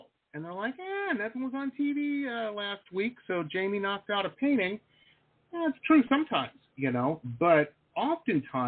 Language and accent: English; Detroit, Michigan, United States; moved away as an adult; also born or lived in Boston / San Diego; I grew up in Metro Detroit